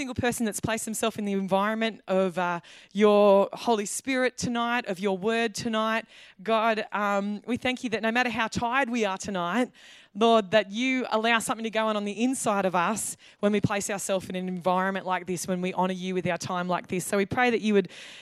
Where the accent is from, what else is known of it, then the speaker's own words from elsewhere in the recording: Australia; as an Australian